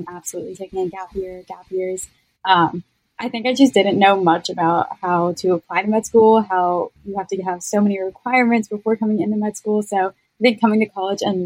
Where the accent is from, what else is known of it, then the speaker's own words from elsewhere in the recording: Lancaster, Pennsylvania, United States; moved away as an adult; now in Pittsburgh, United States; I'm from Lancaster, Pennsylvania